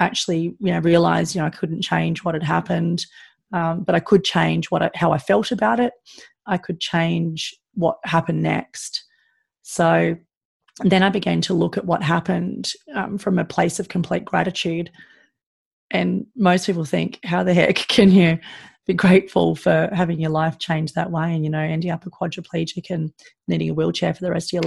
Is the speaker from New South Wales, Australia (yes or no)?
yes; Sydney, New South Wales, Australia; growing up in Sydney, it's a pretty good lifestyle